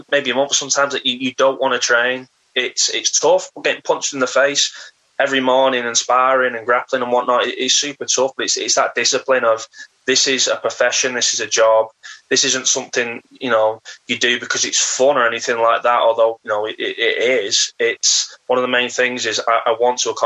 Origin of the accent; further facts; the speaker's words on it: Warrington, North West England, United Kingdom; I'm from Warrington, which is a big town